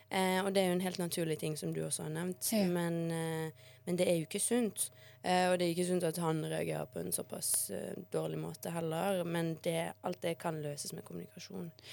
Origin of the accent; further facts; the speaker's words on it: Bergen, Vestland, Norway; also born or lived in Bosnia; jeg kanskje er den eneste bergenseren som ikke eier en regnjakke